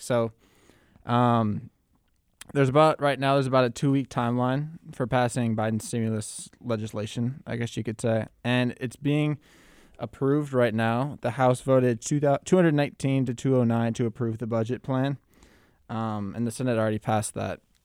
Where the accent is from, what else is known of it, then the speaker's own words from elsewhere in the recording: Minneapolis, Minnesota, United States; me growing up in Minneapolis